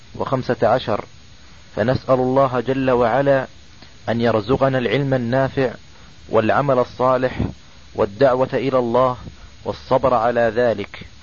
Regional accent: Riyadh, Riyadh Province, Saudi Arabia; عندنا في الرياض

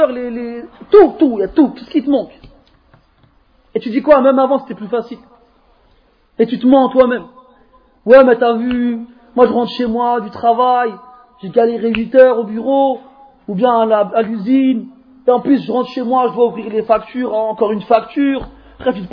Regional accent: France; born there; Moi, je suis né comme vous en France. Et avant une douzaine d'années, je ne parlais pas un mot d'arabe.

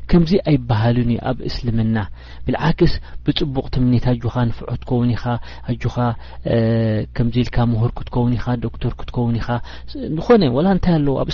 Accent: Eritrea; moved away; ንሕና ከም ኤርትራውያን

